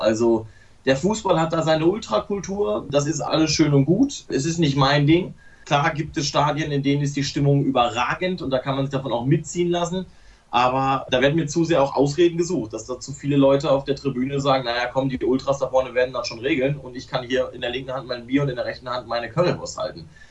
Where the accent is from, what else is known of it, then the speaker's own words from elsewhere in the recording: Hamm, North Rhine-Westphalia, Germany; ich komme ja gebürtig aus dem Ruhrpott, bin gebürtiger Hammer